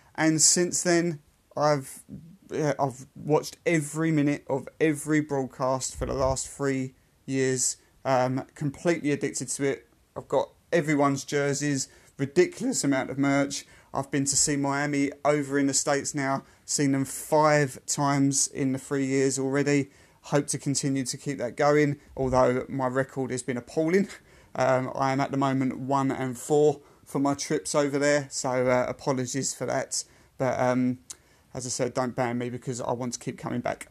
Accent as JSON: {"language": "English", "country": "United Kingdom", "said": "I am a Brit"}